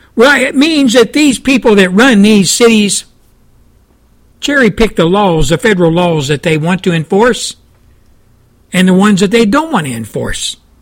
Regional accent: Texas, United States; my home state of Texas

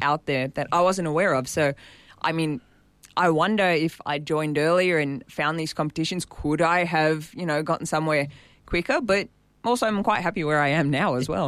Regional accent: Sydney, New South Wales, Australia; I grew up in Warunga, and I'm still there

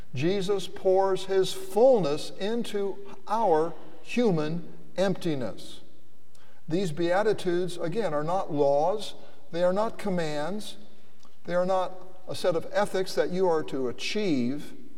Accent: United States; I was born in the United States

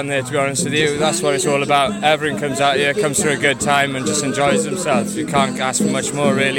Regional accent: Pembrokeshire, Wales, United Kingdom

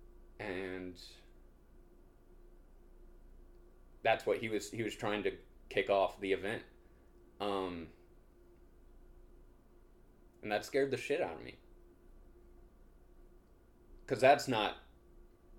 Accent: South Carolina, United States; moved away as an adult; now in New York, United States; I grew up in the South. Went to college in the South.

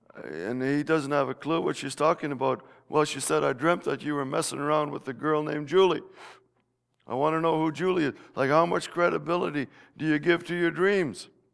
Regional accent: Netherlands; moved away; my home country of Holland

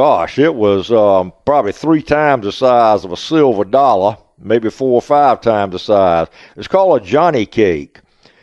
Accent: the South, United States; but I'm still a Southerner at heart. I like everything South.

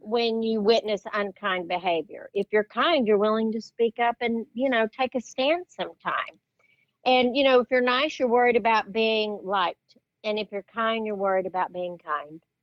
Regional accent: West Texas, United States; growing up in West Texas, I I grew up with uncles who were very sarcastic

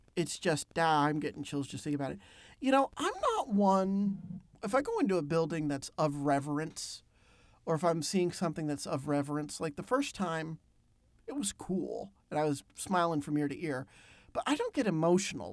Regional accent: Pennsylvania, United States; my home state, Pennsylvania

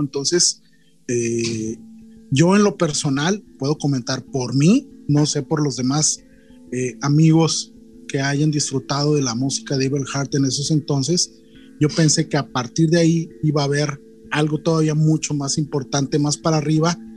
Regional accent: Culiacán, Sinaloa, Mexico; una banda de la ciudad donde yo nací

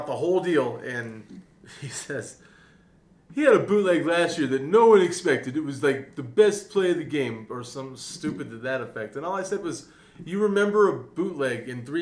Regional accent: Aurora, Colorado, United States; also born or lived in Capitol Hill, Denver; I'm from Aurora

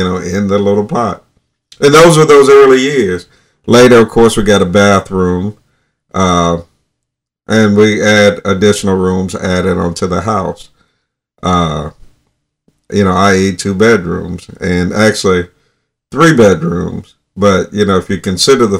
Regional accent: North Alabama, United States; when I was a child, I grew up in North Alabama in 1960s

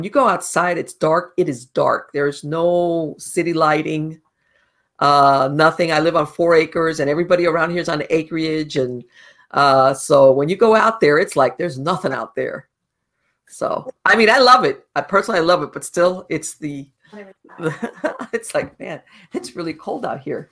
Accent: Miami, Florida, United States; moved away as an adult; now in North Florida, United States; I was born and raised in Miami, and I moved up to North Florida like a year ago

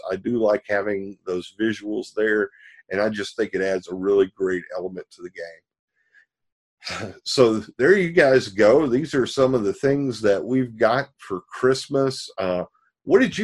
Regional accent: the South, United States; I'm growing up in the South in a small town

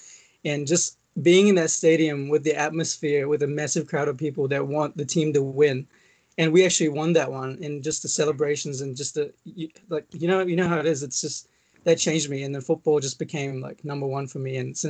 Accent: Maldives; it was because I'm from the Maldives. If you guys don't know where that is, if you know, you know, it's small country.

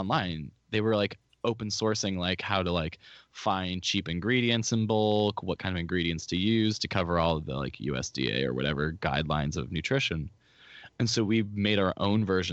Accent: Orange County, California, United States; my whole family's from the Midwest, but like I was born and raised here

